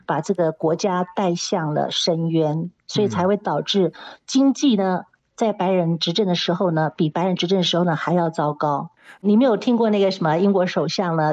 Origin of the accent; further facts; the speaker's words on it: Taiwan; now in South Africa; 我们台湾人打了也叫周骂周骂哈